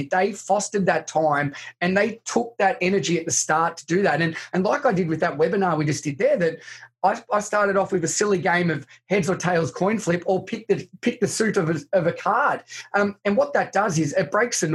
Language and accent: English; country Victoria, Australia; I grew up in country Victoria in Australia, and so about 2 hours from Melbourne